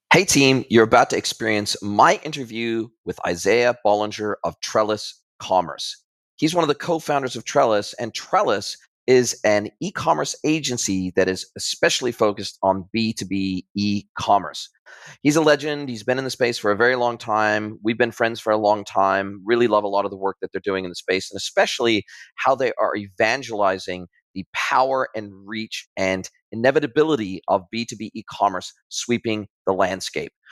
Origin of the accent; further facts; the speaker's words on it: Southern California, United States; I grew up in Southern California, grew up close to the border in Southern California